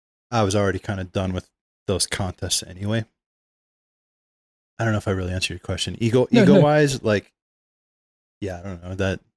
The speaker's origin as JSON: {"language": "English", "region": "Michigan", "country": "United States", "tie": "born or raised there", "said": "I was in Lower Michigan, kind of moved around like every year or two. So I was always in a different place, but, you know, suburbs of Detroit, basically."}